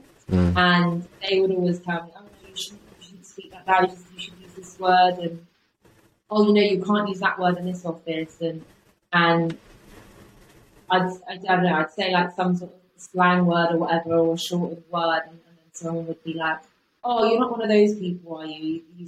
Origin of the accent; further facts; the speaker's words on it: Bristol, South West England, United Kingdom; accent: Bristol; I'm from Bristol, but I don't have to say that anymore, because my college teacher said to me